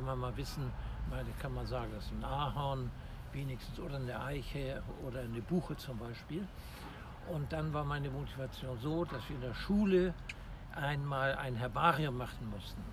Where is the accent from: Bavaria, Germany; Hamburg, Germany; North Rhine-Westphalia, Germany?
Hamburg, Germany; Ich bin ein echter Hamburger und auch in diesem Stadtteil geboren, wo wir uns gerade befinden, nämlich im Innozenzherpark in Harvestuhude Roter Baum